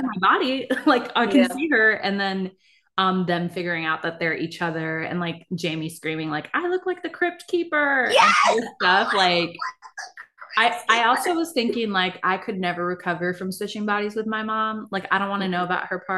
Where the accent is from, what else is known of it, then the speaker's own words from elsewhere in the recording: East Coast, United States; moved away; also born or lived in California; now we're from the East Coast, but, like, now having both lived in California